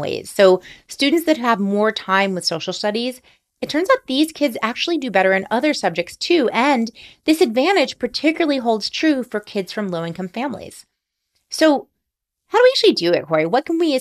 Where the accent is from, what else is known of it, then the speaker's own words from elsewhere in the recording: New Orleans, Louisiana, United States; New Orleans, Louisiana, which is also my hometown